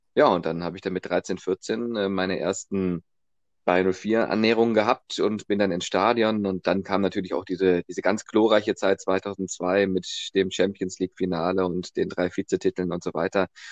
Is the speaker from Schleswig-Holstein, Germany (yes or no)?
no; Remscheid, North Rhine-Westphalia, Germany; ich komme aus Remscheid